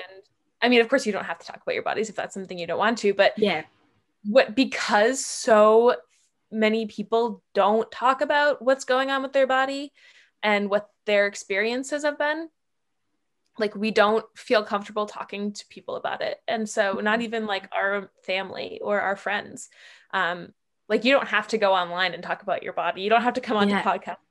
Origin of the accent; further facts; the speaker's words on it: near Boston, Massachusetts, United States; moved away; I'm from Massachusetts originally, okay. From near Boston